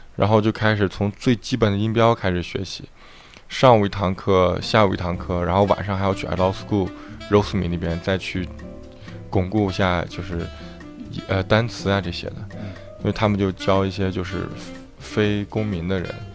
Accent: Shaanxi, China; moved away as an adult; also born or lived in Chengdu, China; now in United States; 十六七岁的时候就在陕西东胜，也就是我的家乡，参加的，呃，青年队，三队和二队的训练。然后零八年的时候就来美国了

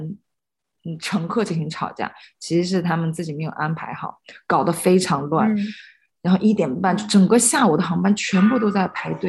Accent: China; 我跟他们说我是从中国来的，

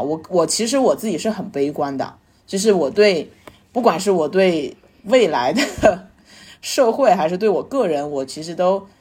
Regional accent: Sichuan, China; 我们四川话就叫“瑶儿”，就是，就是儿子的意思嘛

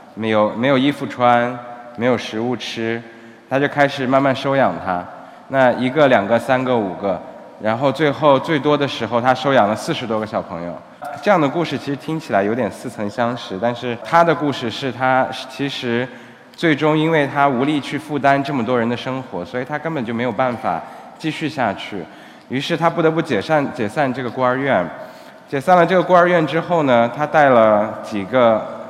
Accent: Xinjiang, China; moved away as an adult; now in Cambodia; 我的家乡是新疆， 但是现在已经基本上成了半个柬埔寨人了

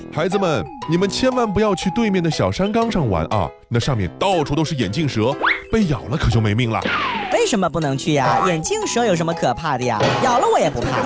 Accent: Shanghai, China; 大世界不光是咱们上海人喜欢去的一个地方

